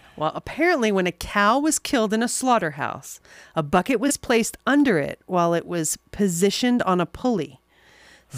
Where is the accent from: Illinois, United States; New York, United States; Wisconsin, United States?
New York, United States; New York City; accent: New York; also born or lived in Texas; we moved to New York City when I was about six